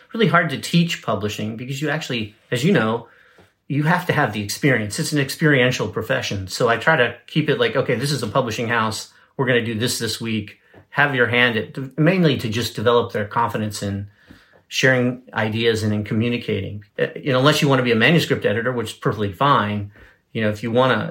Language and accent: English; Baltimore, Maryland, United States; moved away; my life growing up in Baltimore